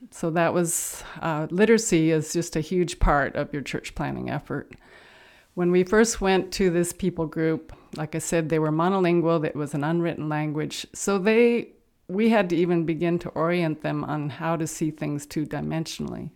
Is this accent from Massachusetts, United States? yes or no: no; Santa Barbara, California, United States; I grew up in Santa Barbara, California